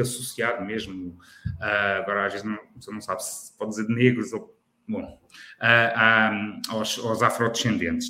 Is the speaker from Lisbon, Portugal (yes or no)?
yes; Lisbon, Portugal; sou de Lisboa